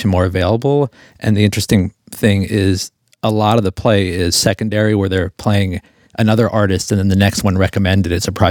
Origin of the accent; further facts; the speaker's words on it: Fort Lauderdale, Florida, United States; I was in Fort Lauderdale.